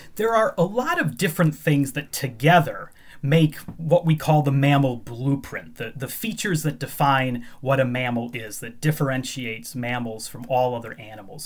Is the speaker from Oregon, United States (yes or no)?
no; Chicago, Illinois, United States; moved away as an adult; now in Edinburgh, United Kingdom; I grew up in the Chicago area